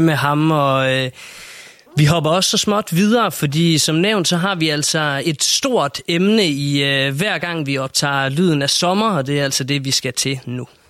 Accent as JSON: {"language": "Danish", "country": "Denmark"}